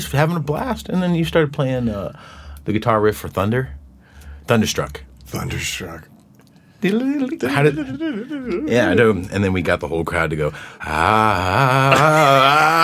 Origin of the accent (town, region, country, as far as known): Tucson, Arizona, United States; born or raised there